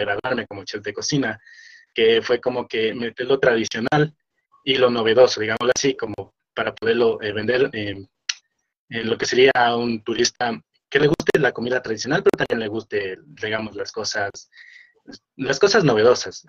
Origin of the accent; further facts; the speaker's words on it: Machachi, Pichincha, Ecuador; Soy de Machachi